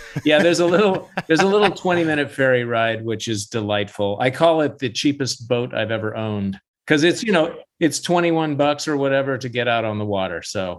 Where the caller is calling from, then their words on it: Vashon Island, Washington, United States; I'm calling from my home studio on Vashon Island, Washington, a little island to the west.